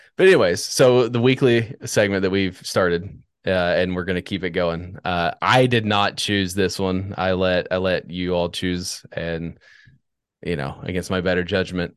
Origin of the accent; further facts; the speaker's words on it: Washington, District of Columbia, United States; also born or lived in Northern Virginia; I was born in Northern Virginia. Like, spent my youth in Washington, D C